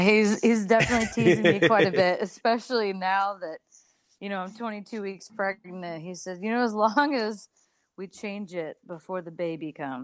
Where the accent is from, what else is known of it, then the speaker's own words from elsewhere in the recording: Dallas, Texas, United States; also born or lived in Columbus, Ohio / Monroe, Louisiana; I was born in Columbus. You know, I'm a Midwest girl at heart, but soon came down to Dallas. I grew up in Dallas